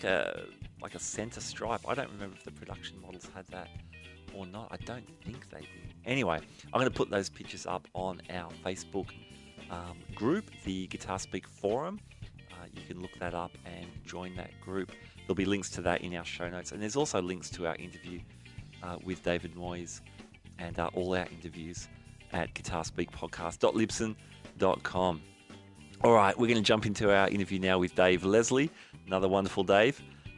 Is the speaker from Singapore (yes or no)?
yes; Singapore; I'm from Singapore